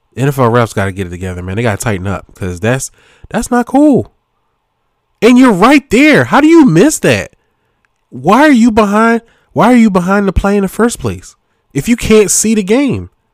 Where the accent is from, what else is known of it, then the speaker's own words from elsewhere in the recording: Philadelphia, Pennsylvania, United States; I'm from Philly